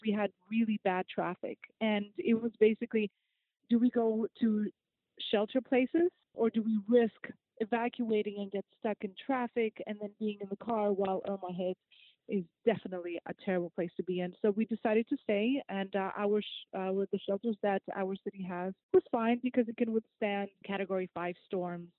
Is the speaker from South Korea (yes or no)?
no; Russia; now in Florida, United States; I'm from Russia